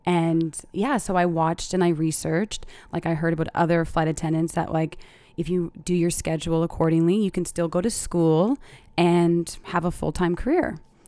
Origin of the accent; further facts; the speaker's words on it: Halifax, Nova Scotia, Canada; now in Dubai, United Arab Emirates; I mean, I'm Canadian. Okay. So I'm from the East. Like I rep Halifax all the way. But then I have my, like I moved to Dubai.